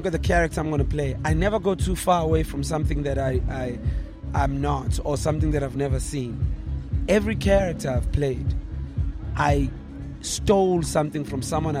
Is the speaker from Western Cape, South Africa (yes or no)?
no; Durban, KwaZulu-Natal, South Africa; I come from the township, and I'm born and raised in Tuzuma, KwaMashu.